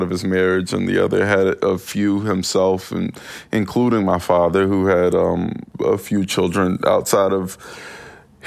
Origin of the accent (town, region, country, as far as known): Winston-Salem, North Carolina, United States